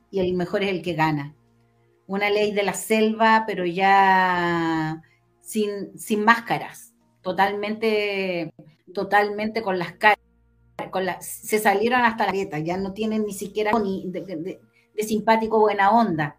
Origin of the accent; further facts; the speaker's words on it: Chile; como chilenos